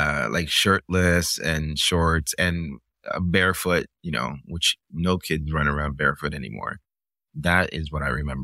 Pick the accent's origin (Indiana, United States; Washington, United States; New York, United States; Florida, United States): Florida, United States; Miami; also born or lived in Cuba; it's sort of from the time that I left, and I grew up in Miami in the 80s, I kept processing these images, like, why did we leave?